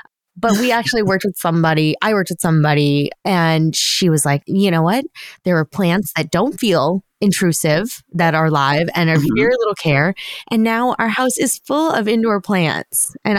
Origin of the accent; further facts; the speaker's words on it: Long Island, New York, United States; I grew up on Long Island.